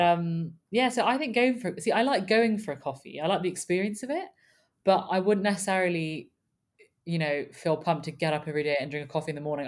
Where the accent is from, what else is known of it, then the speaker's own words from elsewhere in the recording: United Kingdom; we're British